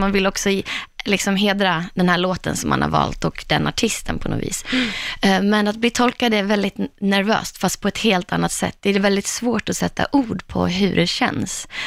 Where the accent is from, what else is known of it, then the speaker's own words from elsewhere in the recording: Borlänge, Dalarna County, Sweden; hemma i Borlänge